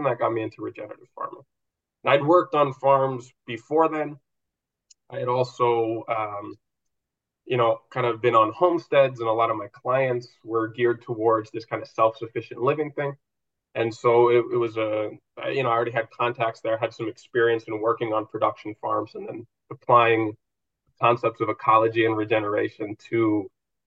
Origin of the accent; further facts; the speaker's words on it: Minnesota, United States; moved away as an adult; now in Spain; I've lived all over, but I grew up mostly in Minnesota